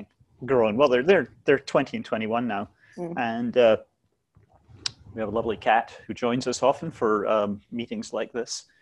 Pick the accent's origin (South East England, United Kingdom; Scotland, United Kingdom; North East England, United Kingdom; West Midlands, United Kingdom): Scotland, United Kingdom; moved away as an adult; also born or lived in London; I was born in Scotland, lived there until my 20s